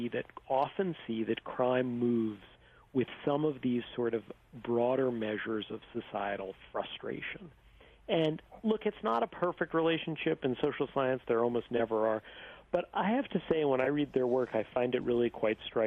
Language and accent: English; New York, United States; I grew up in New York in the 1980s